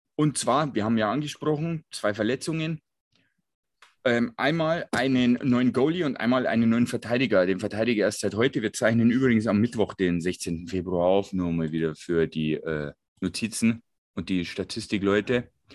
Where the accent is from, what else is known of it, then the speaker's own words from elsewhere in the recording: Bogen, Bavaria, Germany; aus Bogen, wo ich mein Geburtsort